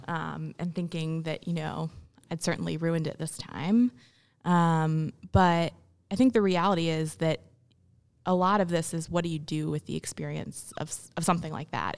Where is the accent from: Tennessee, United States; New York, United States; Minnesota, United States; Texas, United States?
Tennessee, United States; Memphis; also born or lived in India; I grew up in Memphis, but I was adopted. So I was born in India